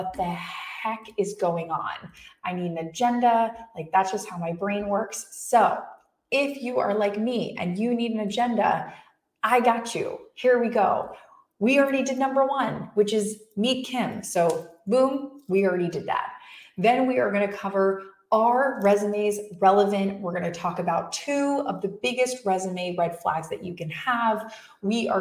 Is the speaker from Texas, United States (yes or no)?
no; West Palm Beach, Florida, United States; West Palm Beach, Florida. Woo, my hometown